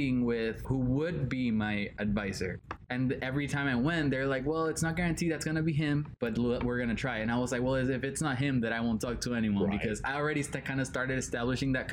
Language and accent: English; Puerto Rico; English is a second language; moved away; I'm 19 years old. I'm from Puerto Rico.